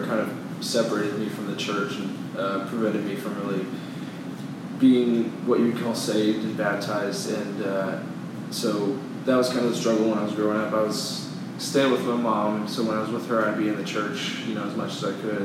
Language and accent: English; The Woodlands, Texas, United States; I'm from the Woodlands.